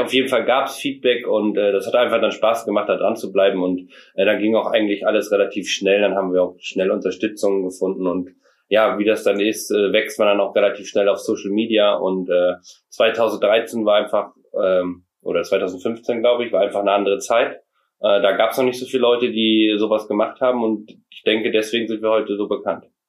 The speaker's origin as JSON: {"language": "German", "area": "Meiersberg", "region": "Mecklenburg-Vorpommern", "country": "Germany", "said": "wir kommen aus Meiersberg. Das liegt in Mecklenburg-Vorpommern."}